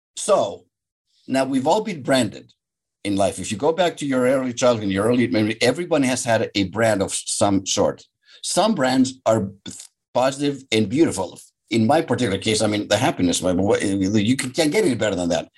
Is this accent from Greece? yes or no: yes; Athens, Attica, Greece; now in Superior, United States; So I'm Greek. I was born and raised in Athens, Greece.